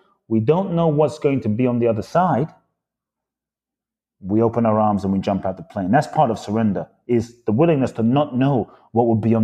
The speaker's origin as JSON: {"language": "English", "region": "London", "country": "United Kingdom", "tie": "born or raised there", "also_born_or_lived": "Los Angeles, United States / Phoenix, United States", "moved": "as an adult", "lives_now": "Miami, United States", "said": "My father's from Ghana. My mother's from Japan. I grew up in London"}